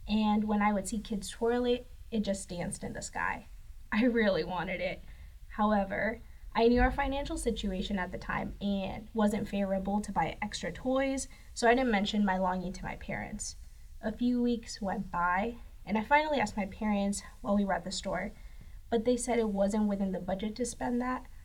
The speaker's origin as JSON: {"language": "English", "town": "Saltillo", "region": "Coahuila", "country": "Mexico", "tie": "born there", "also_born_or_lived": "Texas / Iowa / Madison, Wisconsin", "said": "I was born in Saltillo, Coahuila, Mexico. I've lived in many different places throughout my life, from Mexico, Texas, Iowa, and outside the US."}